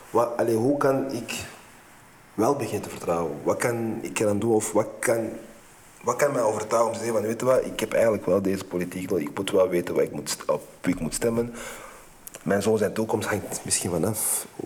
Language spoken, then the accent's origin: Dutch; DR Congo; Dat is een project. ik ben ook Congolees trouwens.